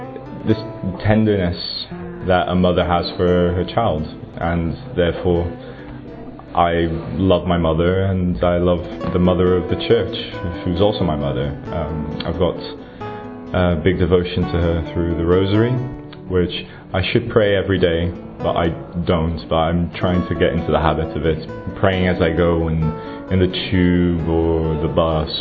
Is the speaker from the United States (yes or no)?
no; Brazil; moved away as an adult; now in United Kingdom; I come from Brazil. I've been living in the UK for about 9 years now.